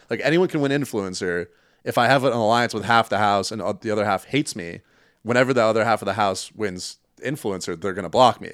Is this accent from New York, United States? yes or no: no; Connecticut, United States; moved away as an adult; also born or lived in Chicago; now in Culver City, United States; I'm originally from Connecticut